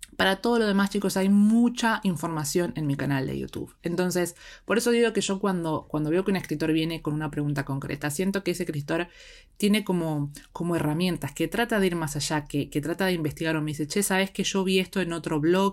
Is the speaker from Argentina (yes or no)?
yes; Argentina; desde el lado de Argentina, porque es de donde soy yo